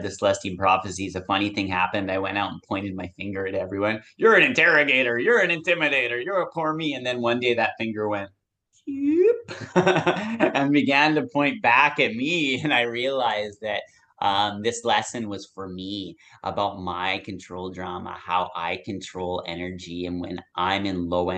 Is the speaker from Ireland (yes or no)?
no; Nanaimo, British Columbia, Canada; my hometown here of Nanaimo